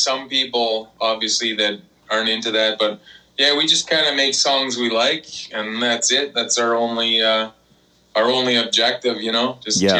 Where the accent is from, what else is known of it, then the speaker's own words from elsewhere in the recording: Canada; we're from Canada.